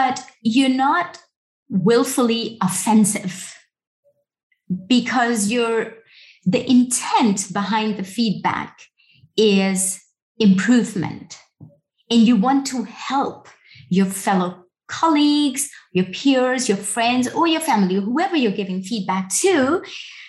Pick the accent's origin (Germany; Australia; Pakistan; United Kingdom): Pakistan; I'm a woman from Pakistan, working in security